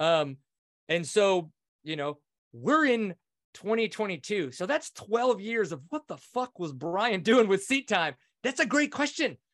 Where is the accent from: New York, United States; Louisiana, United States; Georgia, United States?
Louisiana, United States; Kinder; I grew up just outside of New Orleans in Kinder, Louisiana